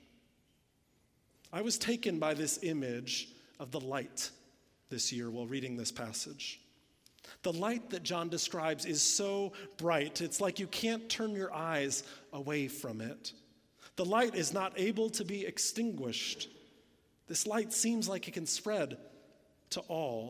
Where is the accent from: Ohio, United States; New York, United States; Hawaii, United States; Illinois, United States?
Illinois, United States; moved away; I'm from Illinois. We didn't even have hills there